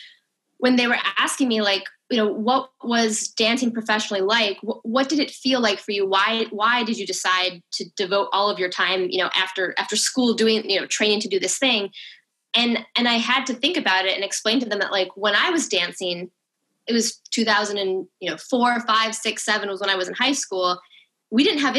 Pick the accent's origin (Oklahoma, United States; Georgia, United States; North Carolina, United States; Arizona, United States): Arizona, United States; Yuma; moved away as an adult; I grew up in Yuma, Arizona.